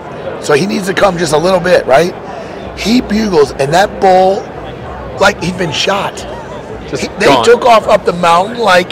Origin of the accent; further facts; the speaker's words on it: Missouri, United States; moved away; I'm from Missouri, the land of giant whitetails, right?